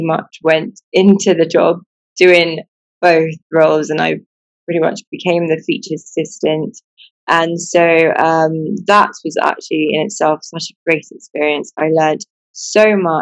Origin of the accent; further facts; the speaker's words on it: Buckinghamshire, South East England, United Kingdom; moved away as an adult; now in Sierra Leone; I was born and raised in England, and I went to school in Buckinghamshire